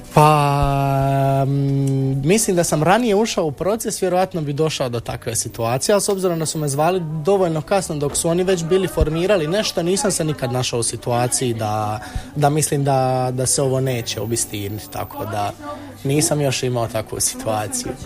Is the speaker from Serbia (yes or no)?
no; Međugorje, Federation of Bosnia and Herzegovina, Bosnia & Herzegovina; now in Split, Croatia; ja sam konkretno iz Međugorja i isto sam e, bio u crkvenoj zajednici od malih nogu